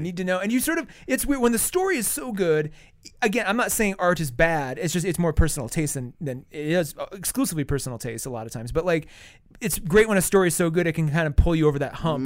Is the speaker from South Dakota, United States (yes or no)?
yes; South Dakota, United States; moved away; I grew up in South Dakota where, you know, we have a lot of reservations